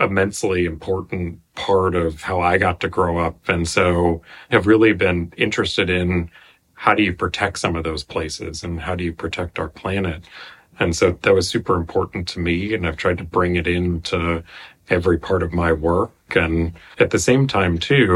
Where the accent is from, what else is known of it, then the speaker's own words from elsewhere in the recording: Athens, Ohio, United States; also born or lived in Norman, Oklahoma; now in Menlo Park, United States; I was born in Norman, Oklahoma, and later actually also grew up in Athens, Ohio, which is Appalachia and kind of the coal country